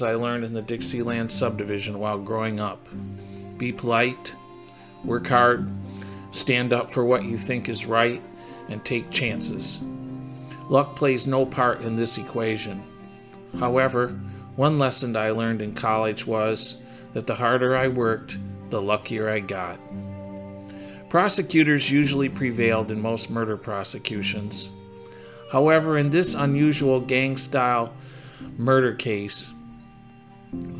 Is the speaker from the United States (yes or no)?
yes; Flint, Michigan, United States; growing up in Flint